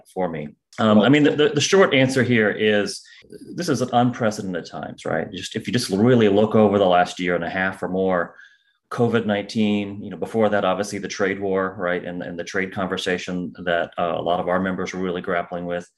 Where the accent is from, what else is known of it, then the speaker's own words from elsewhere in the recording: Central Illinois, United States; I'm originally from Central Illinois.